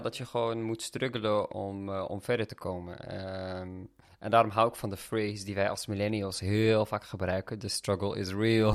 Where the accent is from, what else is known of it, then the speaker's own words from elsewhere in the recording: Amsterdam, North Holland, Netherlands; we zijn opgegroeid in Amsterdam samen